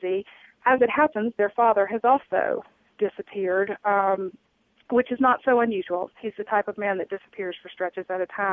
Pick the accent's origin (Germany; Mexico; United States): United States; Jackson, Mississippi; moved away; I grew up in Jackson, Mississippi, was born and raised in South Jackson